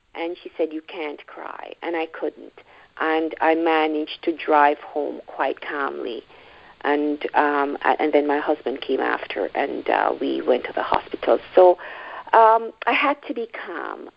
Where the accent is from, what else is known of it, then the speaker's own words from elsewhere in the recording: Jamaica; moved away as an adult; now in Toronto, Canada; I am from Jamaica, so I would, I guess, I'd now describe myself as a Jamaican Canadian because I live in the Toronto area, but originally from Jamaica. I moved here uh, as a young adult